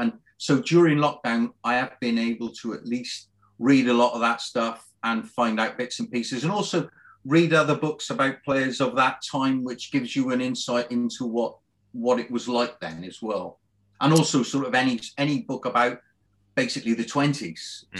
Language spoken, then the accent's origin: English; Cardiff, Wales, United Kingdom; now in Bristol, United Kingdom; I was born in Cardiff, actually.